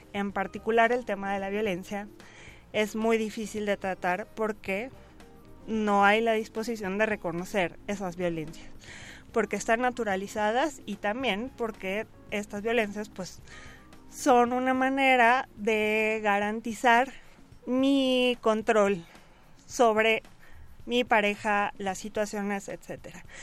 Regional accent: Mexico

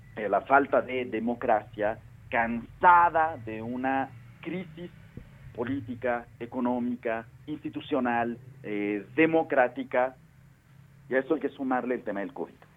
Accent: Mexico; nosotros como mexicanos

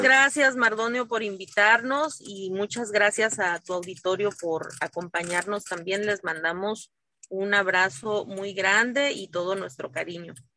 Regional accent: Asunción Ixtaltepec, Oaxaca, Mexico; En mi pueblo, en Ixtaltepec

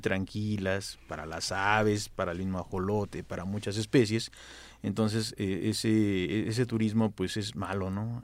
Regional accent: Mexico City, Mexico; Yo soy del barrio de Colhuacatzinco, Atlilic, Asunción

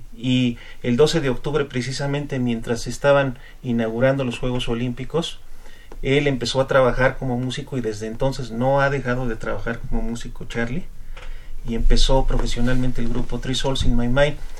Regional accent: Mexico; nosotros como mexicanos

